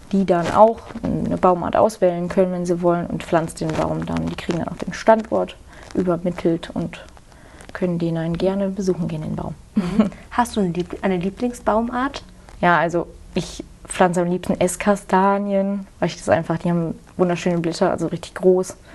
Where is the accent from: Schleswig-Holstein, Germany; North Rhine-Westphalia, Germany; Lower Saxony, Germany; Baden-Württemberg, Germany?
North Rhine-Westphalia, Germany; Engelskirchen; Ich komme aus Engelskirchen, das ist bei der Nähe in, von Köln.